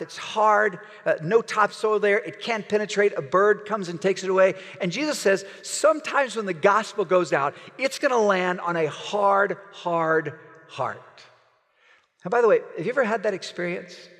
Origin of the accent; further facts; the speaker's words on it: Oklahoma, United States; I'm from Oklahoma